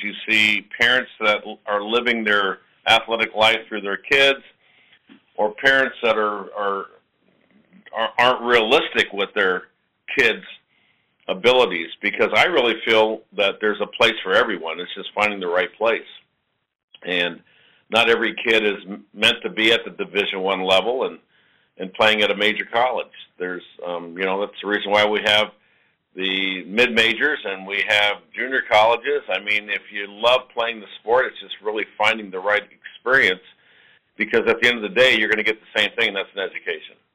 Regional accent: New York, United States; also born or lived in New Orleans, Louisiana; I grew up in New York, and then I was actually born in New Orleans

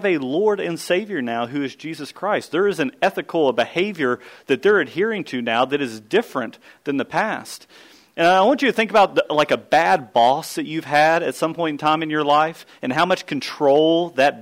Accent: Kentucky, United States; I grew up in Kentucky.

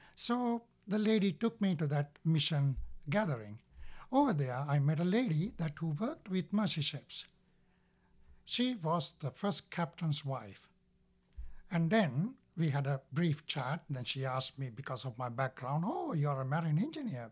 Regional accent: Sri Lanka; now in United States; I was born in Sri Lanka, and I have one brother and one sister

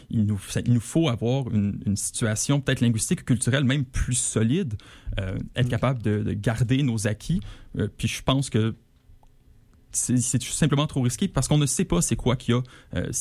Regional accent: Quebec, Canada; en tant que Québécois.

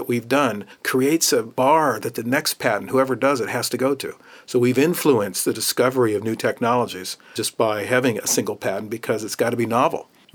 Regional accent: Hialeah, Florida, United States; also born or lived in Coral Gables; I grew up in Hialeah

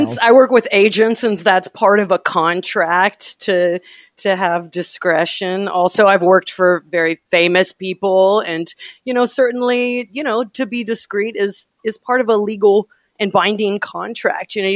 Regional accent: Louisville, Kentucky, United States; also born or lived in Indianapolis / Houston / Austin; No, uh, I was born in Indianapolis and I was raised in Louisville before my family moved to Houston and then to Austin.

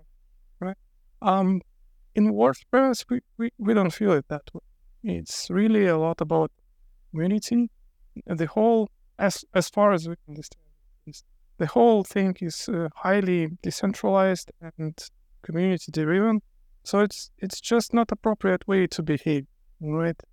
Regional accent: Lithuania; I'm from Lithuania

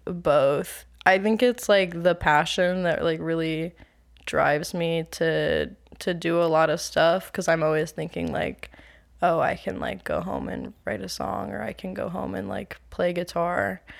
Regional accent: Maryland, United States; also born or lived in Tennessee / Connecticut; But I was born in Tennessee while my dad was in the army, and then we moved around a little. We lived in Connecticut for like the first few years of my existence, and then I've been in Maryland pretty much the whole time since then.

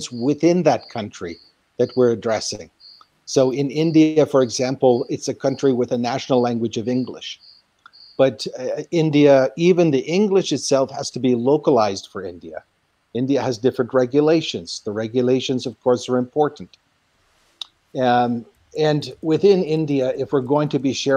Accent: Guelph, Ontario, Canada; now in Nairobi, Kenya; In my home community of Guelph, Ontario

